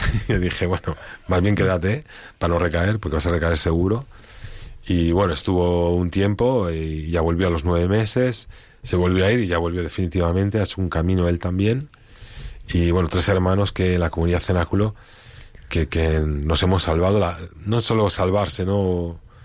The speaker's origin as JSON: {"language": "Spanish", "country": "Spain", "said": "yo como español"}